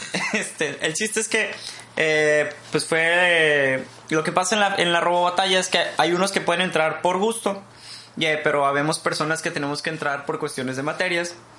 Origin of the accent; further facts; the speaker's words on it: Mexico; somos mexicanos y somos universitarios